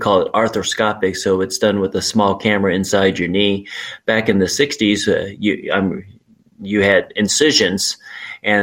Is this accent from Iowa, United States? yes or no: yes; Urbandale, Iowa, United States; also born or lived in Charlotte, North Carolina; I grew up in Urbandale, Iowa, which is a suburb of Des Moines.